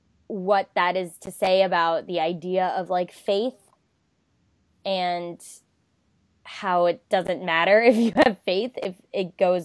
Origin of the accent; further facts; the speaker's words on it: the South, United States; Swapna and I are both from the South.